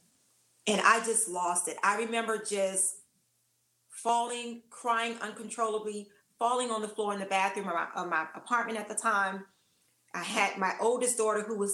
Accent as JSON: {"language": "English", "town": "Washington", "region": "District of Columbia", "country": "United States", "tie": "born or raised there", "said": "I'm from Washington, D.C., I'm a Washingtonian, born and raised"}